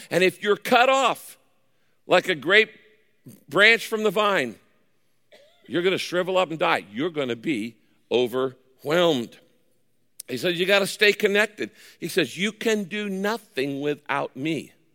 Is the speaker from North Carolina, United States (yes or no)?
no; Northern California, United States; I grew up in Northern California in the wine country.